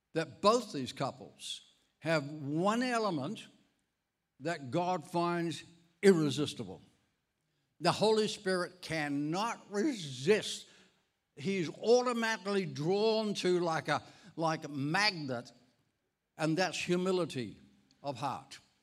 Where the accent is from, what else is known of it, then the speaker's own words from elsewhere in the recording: Ireland; moved away; I'm Irish. I was actually born in Ireland